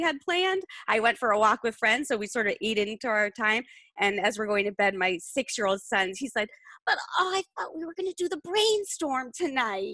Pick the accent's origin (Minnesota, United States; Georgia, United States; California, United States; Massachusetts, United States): Massachusetts, United States; Boston; as a Bostonian